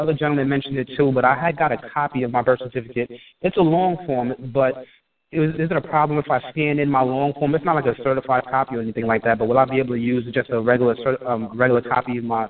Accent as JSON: {"language": "English", "region": "New York", "country": "United States", "tie": "born or raised there", "moved": "yes", "lives_now": "Delaware, United States", "said": "I was born in New York, but, you know, of course, you know, now I live in Delaware."}